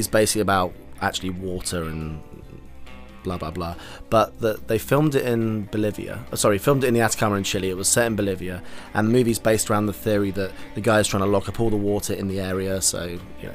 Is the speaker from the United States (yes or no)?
no; United Kingdom; I'm not an American citizen, right? I'm British